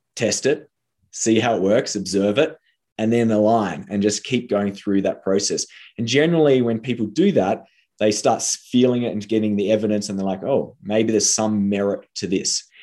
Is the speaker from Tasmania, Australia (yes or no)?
yes; Tasmania, Australia; moved away; I came from Tasmania, and there in Tasmania, success is being a doctor.